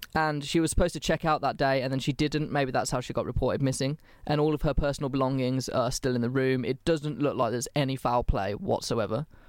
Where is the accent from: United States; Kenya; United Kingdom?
United Kingdom; England; I'm English